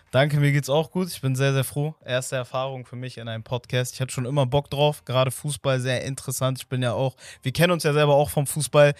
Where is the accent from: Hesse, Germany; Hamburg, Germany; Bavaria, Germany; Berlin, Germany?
Hamburg, Germany; als jemand, der in der Nähe von St. Pauli aufgewachsen ist